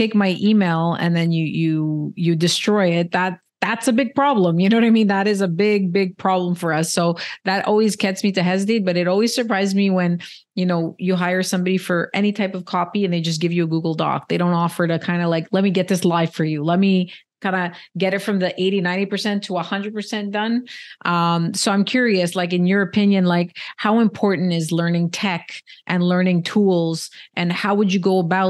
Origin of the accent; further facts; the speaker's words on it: Canada; I'm Canadian